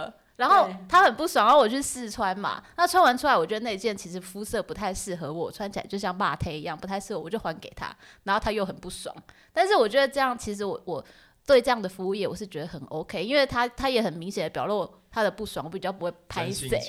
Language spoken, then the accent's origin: Chinese; Taiwan; 会不会是我们台湾人口味就是喜欢不甜？